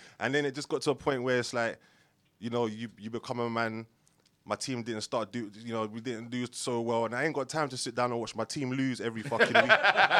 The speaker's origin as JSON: {"language": "English", "region": "London", "country": "United Kingdom", "tie": "born or raised there", "said": "I grew up in Islington, down the road from Highbury"}